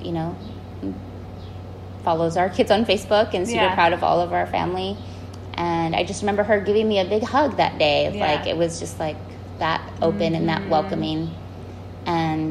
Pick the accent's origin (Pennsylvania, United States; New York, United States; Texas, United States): Texas, United States; San Antonio; Growing up in San Antonio and going to public school